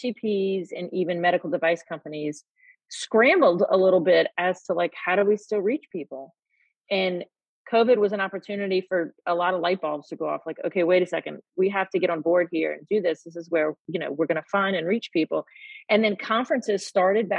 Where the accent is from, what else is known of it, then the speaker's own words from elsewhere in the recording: New Orleans, Louisiana, United States; Born and raised in New Orleans.